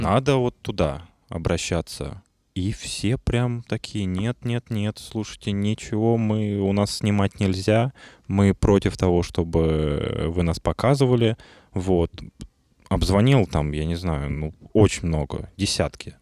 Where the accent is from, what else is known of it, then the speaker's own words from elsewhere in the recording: Russia; я именно из России